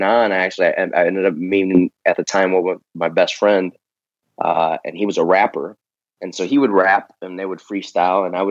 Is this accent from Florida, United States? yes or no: no; Chicago, Illinois, United States; moved away as an adult; also born or lived in Las Vegas; now in Texas, United States; being a city boy growing up in Chicago and spending 30 plus years out there